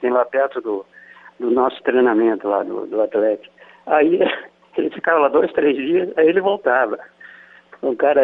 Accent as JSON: {"language": "Portuguese", "region": "São Paulo", "country": "Brazil", "also_born_or_lived": "Rio de Janeiro / Qatar", "moved": "as an adult", "said": "de São Paulo, que é a minha terra"}